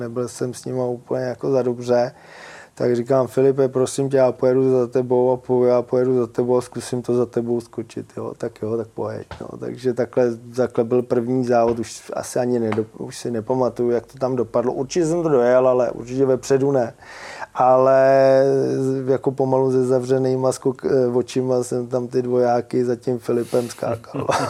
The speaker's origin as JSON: {"language": "Czech", "town": "Pacov", "region": "Vysočina Region", "country": "Czechia", "said": "u nás v Pacově"}